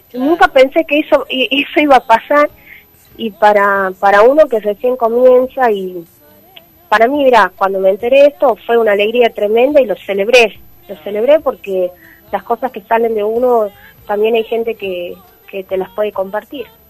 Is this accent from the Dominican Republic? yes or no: no; Tucumán, Argentina; moved away; soy tucumana y llevo mi bandera de mi provincia a donde voy